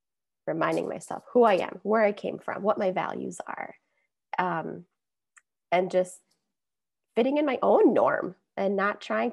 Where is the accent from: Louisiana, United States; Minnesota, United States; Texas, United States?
Minnesota, United States; also born or lived in Iran; I grew up in Minnesota